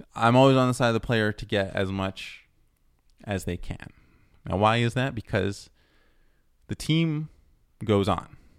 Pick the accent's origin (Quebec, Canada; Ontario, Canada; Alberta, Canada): Ontario, Canada; Toronto; now in Montreal, Canada; especially where I live in Montreal, where I was born in Toronto